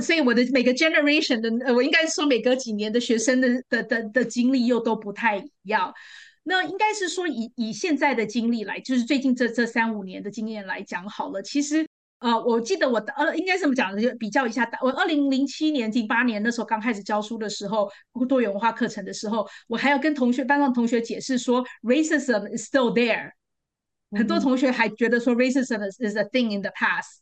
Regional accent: Taipei, Taiwan; now in New Jersey, United States; 我在台湾长大

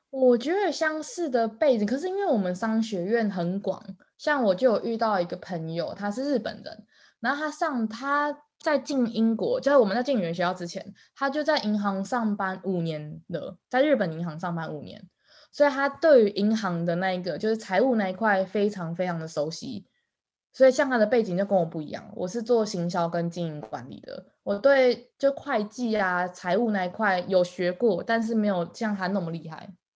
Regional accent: Taiwan; 我在台湾在学英文的时候

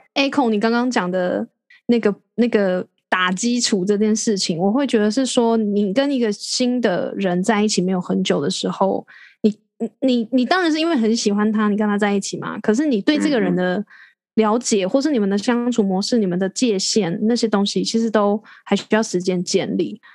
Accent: Taiwan; 即使我留在台湾，我也，也轮，我是台湾人

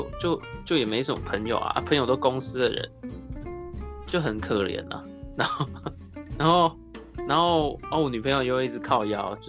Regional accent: Taipei, Taiwan; 台北啊，

